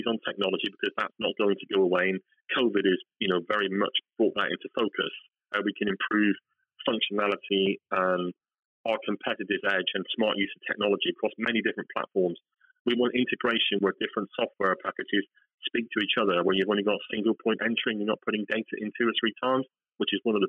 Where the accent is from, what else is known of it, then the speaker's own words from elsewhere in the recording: West Country, South West England, United Kingdom; accent: West Country; my West Country accent